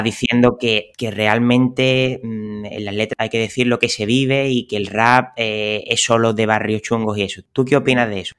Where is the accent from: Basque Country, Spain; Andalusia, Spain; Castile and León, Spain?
Andalusia, Spain; Cádiz; yo que soy de Cádiz